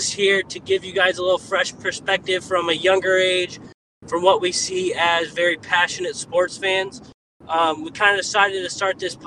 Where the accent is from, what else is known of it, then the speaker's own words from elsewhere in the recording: Detroit, Michigan, United States; now in Springfield, United States; I currently live in Springfield, Missouri, but I was born and raised in Detroit